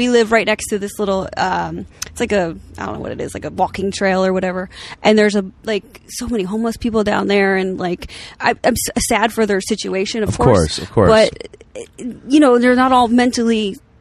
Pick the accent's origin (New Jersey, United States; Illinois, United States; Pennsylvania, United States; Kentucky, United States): New Jersey, United States; now in Los Angeles, United States; I'm from Jersey